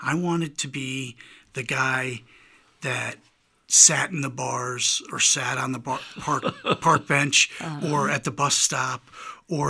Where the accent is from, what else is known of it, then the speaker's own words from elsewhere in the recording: New York, United States; moved away; I grew up in New York, and my mom was an avid reader